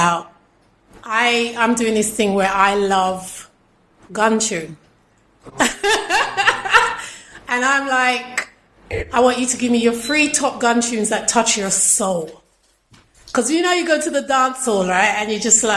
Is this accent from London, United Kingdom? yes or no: yes; London, United Kingdom; I'm a Londoner.